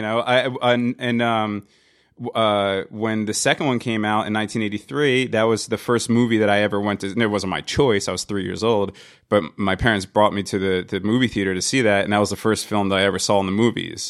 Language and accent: English; New Jersey, United States; I'm from New Jersey